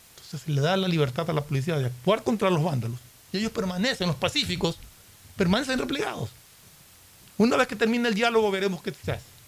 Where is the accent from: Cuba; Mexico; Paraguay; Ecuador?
Ecuador; nosotros nos sentimos ecuatorianos.